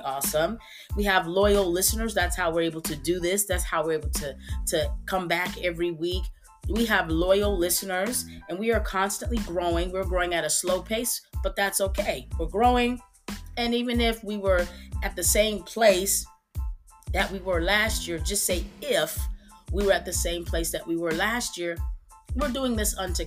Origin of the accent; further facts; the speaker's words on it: Texas, United States; I'm still in my city, my hometown in Texas